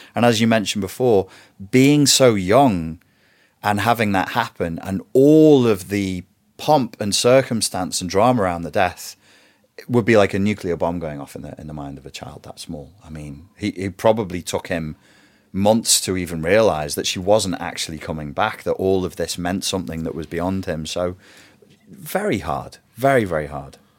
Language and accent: English; Portugal; moved away; also born or lived in England; I was raised in Portugal, which was warm and fuzzy, and then I was shoved into an English private school system